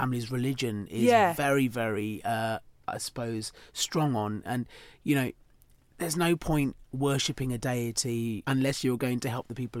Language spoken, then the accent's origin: English; Chatham, South East England, United Kingdom; So I was born in Chatham.